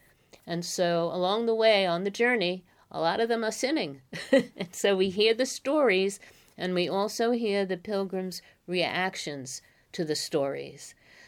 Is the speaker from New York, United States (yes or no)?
yes; Bronx, New York, United States; I'm from the Bronx, New York.